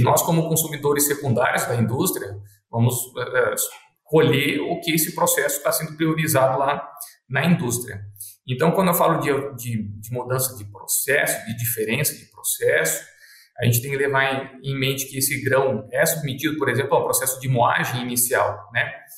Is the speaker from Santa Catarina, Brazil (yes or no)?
yes; Concórdia, Santa Catarina, Brazil; now in Sinop, Brazil; eu sou natural de Concórdia, Santa Catarina